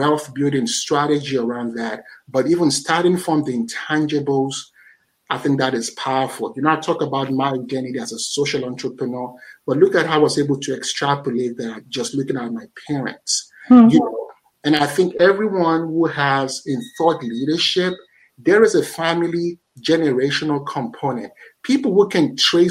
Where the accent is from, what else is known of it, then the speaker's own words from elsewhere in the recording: Nigeria; I'm a Nigerian